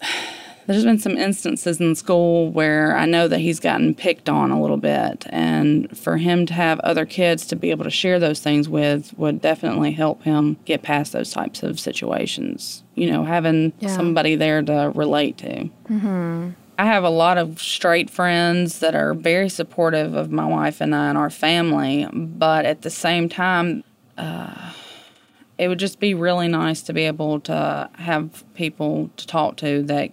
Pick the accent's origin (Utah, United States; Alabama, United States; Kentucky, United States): Alabama, United States; Montgomery; I'm from Montgomery, Alabama.